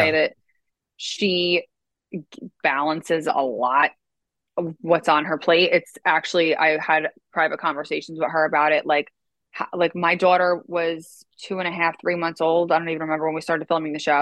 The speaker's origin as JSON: {"language": "English", "region": "New Jersey", "country": "United States", "tie": "born or raised there", "also_born_or_lived": "Manhasset, Long Island, New York", "said": "I was born in New York and then we moved to Jersey when I was, I think, four."}